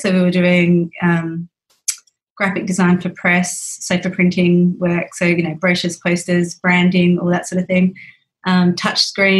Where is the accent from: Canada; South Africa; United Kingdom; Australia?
Australia; Millicent, South Australia; also born or lived in Adelaide / Mount Gambier; now in Penola, Australia; So I grew up in Millicent and then went away to boarding school in Adelaide for year 8 to year 12.